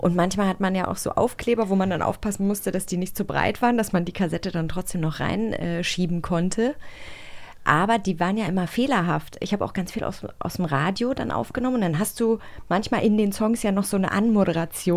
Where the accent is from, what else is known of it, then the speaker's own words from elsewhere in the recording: Rügen, Mecklenburg-Vorpommern, Germany; Ich bin auf Rügen aufgewachsen